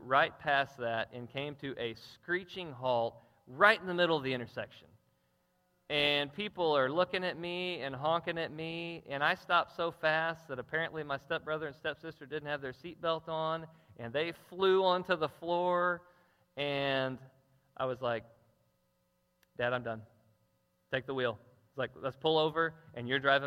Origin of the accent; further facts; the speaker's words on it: Jackson, Missouri, United States; I'm from Jackson, and most of my driving had been in Jackson